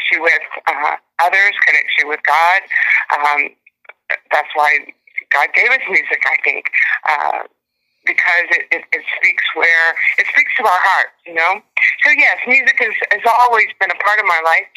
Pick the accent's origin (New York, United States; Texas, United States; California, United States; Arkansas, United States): Texas, United States; a little girl growing up in Texas